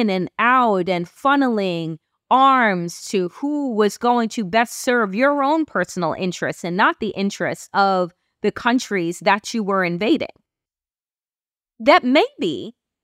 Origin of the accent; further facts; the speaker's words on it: United States; I am an American